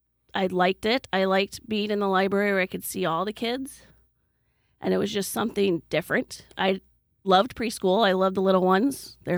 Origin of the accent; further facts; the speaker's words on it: Dyke, Iowa, United States; I grew up in Dyke. I started kindergarten here, and I graduated in 1990.